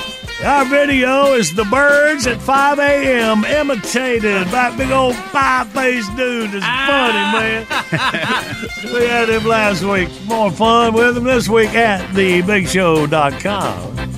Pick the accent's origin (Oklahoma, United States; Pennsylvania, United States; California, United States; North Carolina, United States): North Carolina, United States; Graham; We didn't have shrimp growing up in Graham, North Carolina.